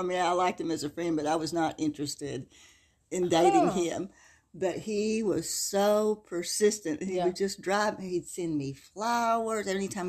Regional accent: Denton, Texas, United States; now in Louisiana, United States; I'm originally from Denton, Texas, but have been in Louisiana for 40 years, actually longer. I'm now Louisianian.

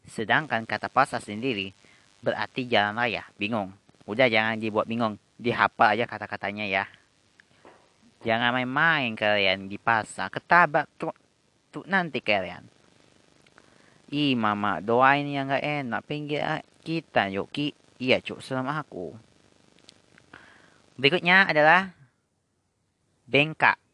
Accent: Medan, North Sumatra, Indonesia; Kami orang Medan tidak mengenal kata motor. Yang kami kenal itu adalah kereta.

